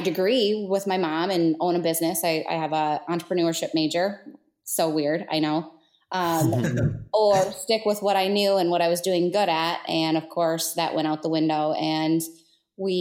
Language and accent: English; Marne, Michigan, United States; Marne is my hometown, and I grew up there